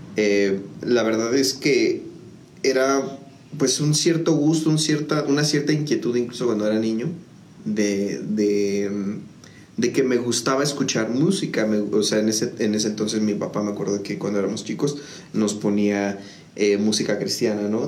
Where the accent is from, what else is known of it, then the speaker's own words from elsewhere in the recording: San Juan del Río, Querétaro, Mexico; yo soy originario de, aquí de la ciudad de San Juan del Río. Este, prácticamente toda mi vida he estado, o sea, toda mi vida la he vivido aquí